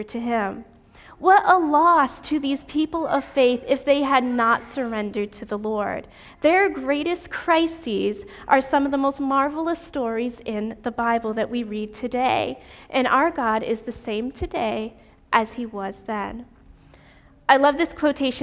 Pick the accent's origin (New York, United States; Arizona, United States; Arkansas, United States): New York, United States; I am from New York State, and every year we went to camp meeting on the campus of Union Springs Academy